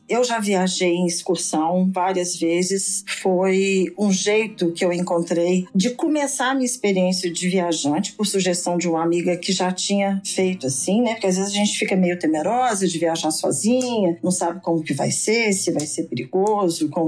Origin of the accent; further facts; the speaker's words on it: Belo Horizonte, Minas Gerais, Brazil; moro em Belo Horizonte, né? Sou nascida aqui em BH e moro aqui.